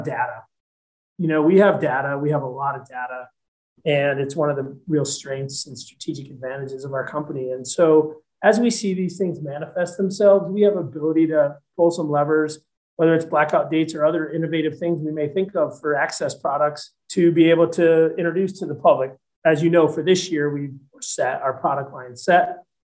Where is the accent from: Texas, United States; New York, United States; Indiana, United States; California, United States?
New York, United States; Naples; moved away as an adult; I grew up in a little town in Western New York State called Naples, New York, which is about 10 miles